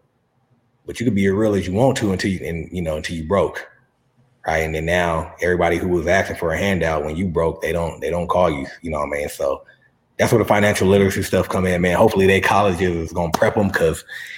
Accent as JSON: {"language": "English", "town": "San Diego", "region": "California", "country": "United States", "tie": "born or raised there", "also_born_or_lived": "La Mesa, California", "said": "I'm from San Diego"}